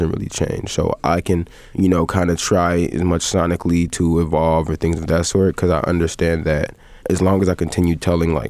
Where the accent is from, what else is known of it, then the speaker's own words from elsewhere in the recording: Evanston, Illinois, United States; also born or lived in Glenwood, Illinois / Uptown, Chicago / Rogers Park, Chicago; I was born on the West End of Evanston